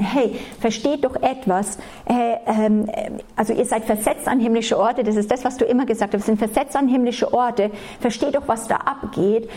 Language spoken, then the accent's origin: German; Germany; aufgewachsen sind, ganz normal, als Deutsche, so wie man halt als Deutsche erzogen